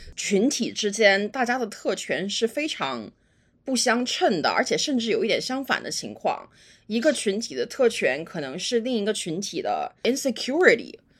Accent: China; 我自己是中国土生土长的

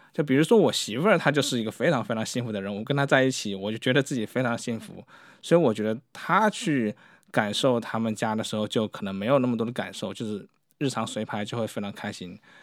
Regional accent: China; 特别是对于我们中国人

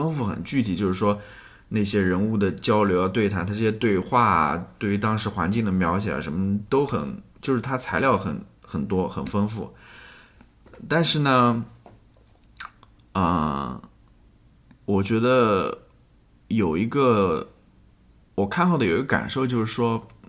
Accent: Danyang, Jiangsu, China; accent: Danyang dialect; 因为我们那边土话

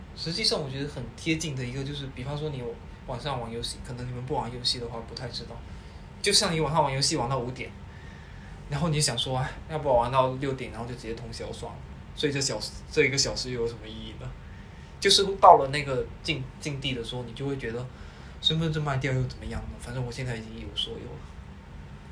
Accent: Guangdong, China; 因为我们都是潮汕人

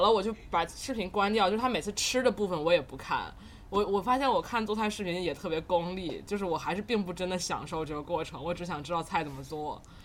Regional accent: Tianjin, China; moved away; 作为一个天津人，我觉得在天津的话，早餐是绝对不用自己做的，每天都可以出去买不一样的

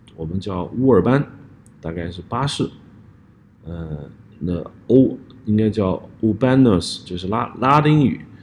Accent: Hubei, China; moved away; also born or lived in Nanjing; 我的老家湖北

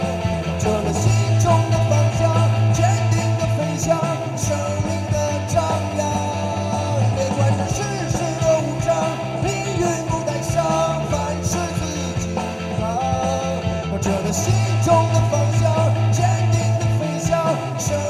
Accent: Xingtai, Hebei, China; 呃，我们是来自邢台的乐队，

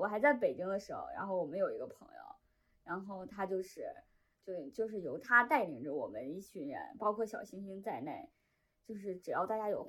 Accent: China; 因为他用的一个是古日语嘛，就我们中国人读起来毫无压力，

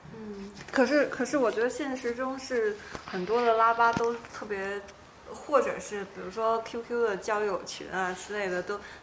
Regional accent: Guangdong, China; 我是广东人

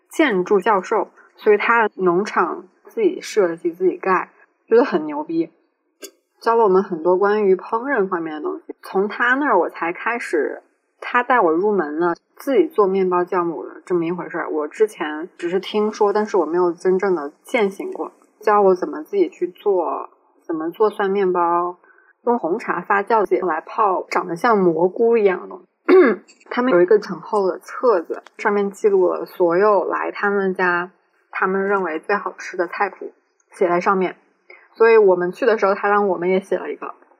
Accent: Changsha, Hunan, China; 因为我是长沙人嘛

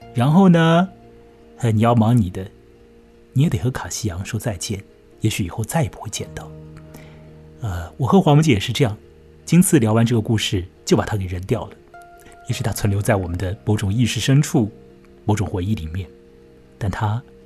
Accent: China; 我们中国人

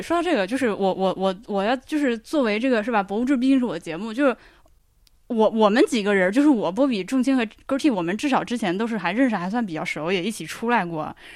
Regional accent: Hubei, China; 这个地方我是从小听说，因为就是你作为一个湖北人

